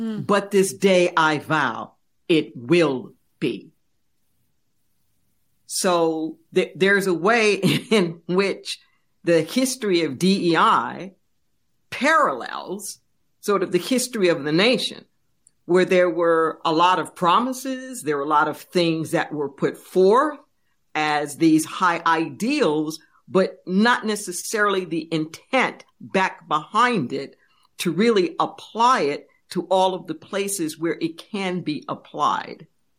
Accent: Los Angeles, California, United States; And growing up in Los Angeles, one of the most diverse places on the planet, I grew a real sense of compassion for what it meant to come together

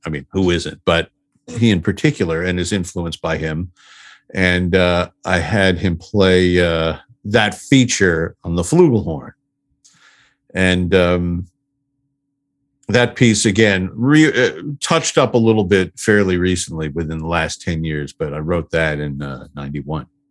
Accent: Huntington, New York, United States; I'm from Huntington, Long Island

